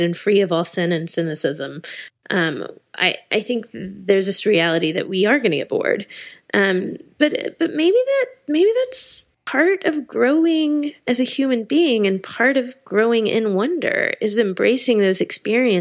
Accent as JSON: {"language": "English", "town": "Austin", "region": "Texas", "country": "United States", "tie": "born or raised there", "said": "I grew up in Texas. I grew up in Austin"}